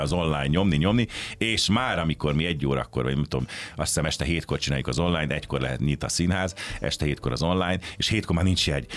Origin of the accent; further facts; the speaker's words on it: Pécs, Baranya, Hungary; moved away as an adult; now in Budapest, Hungary; én Pécsi vagyok, tehát a szüleim is ott éltek, édesapám is ott volt orvos